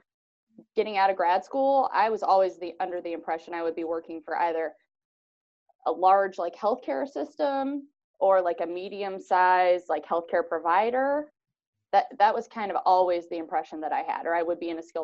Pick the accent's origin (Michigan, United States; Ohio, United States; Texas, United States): Ohio, United States; Van Buren; now in White House, United States; I'm originally from Van Buren, Ohio, so graduated from Van Buren High School